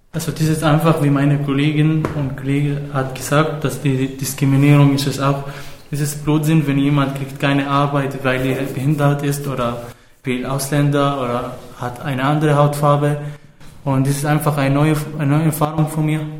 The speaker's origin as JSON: {"language": "German", "country": "Syria", "said": "ich komme aus Syrien, ich bin 20 Jahre alt"}